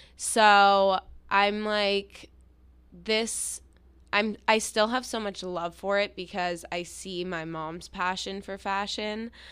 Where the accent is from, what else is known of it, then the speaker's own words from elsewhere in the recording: New York City, New York, United States; I grew up in New York City